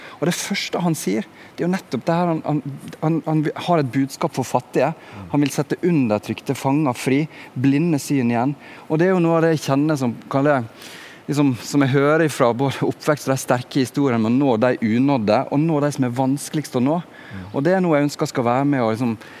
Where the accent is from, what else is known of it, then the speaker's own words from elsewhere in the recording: Sunnmøre, Møre og Romsdal, Norway; also born or lived in Bergen; now in Oslo, Norway; Jeg vokste opp på Sunnmøre, ei lita bygd der ute forbi Ålesund.